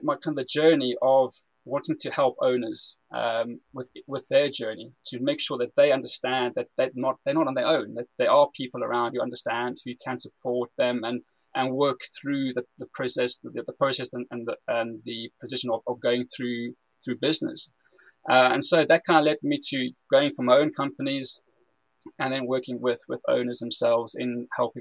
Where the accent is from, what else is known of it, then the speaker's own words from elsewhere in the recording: South Africa; now in United Kingdom; I'm from South Africa originally